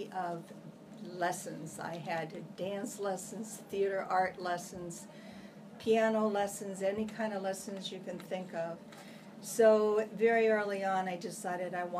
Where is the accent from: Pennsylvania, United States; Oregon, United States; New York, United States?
Pennsylvania, United States; North East; I'm originally from a small town near Erie, PA, Pennsylvania. It's called Northeast Pennsylvania.